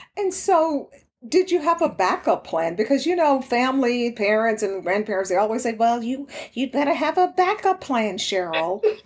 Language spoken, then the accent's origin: English; Houston, Texas, United States; also born or lived in Dallas, Texas; I grew up in uh, Houston. I was born in Dallas, and so I'm very familiar, of course, with Texas